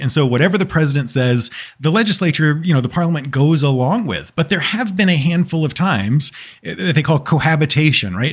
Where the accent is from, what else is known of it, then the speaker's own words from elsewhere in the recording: Texas, United States; I'm from Texas